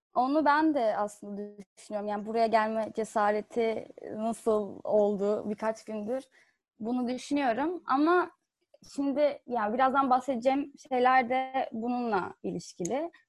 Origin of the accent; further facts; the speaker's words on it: Fethiye, Muğla, Turkey; ben Fethiye'de büyüdüm.